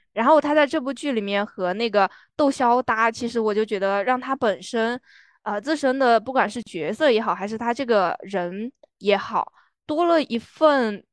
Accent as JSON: {"language": "Chinese", "region": "Sichuan", "country": "China", "said": "作为一个四川人"}